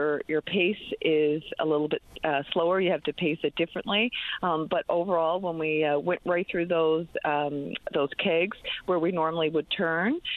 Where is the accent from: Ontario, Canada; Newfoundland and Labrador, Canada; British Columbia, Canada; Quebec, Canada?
Newfoundland and Labrador, Canada; St. John's; I grew up right around Kittivitty Lake.